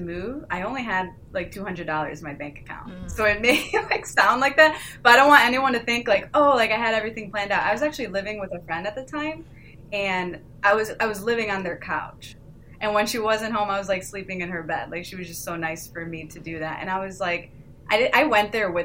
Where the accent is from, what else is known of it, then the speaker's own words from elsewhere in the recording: Ohio, United States; also born or lived in New York; I grew up in Ohio. So as you know, it's not very entertainment driven here